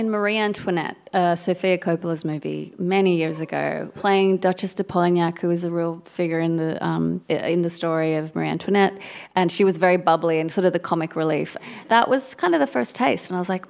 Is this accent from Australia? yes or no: yes; Sydney, New South Wales, Australia; now in Brooklyn, United States; I am from Sydney.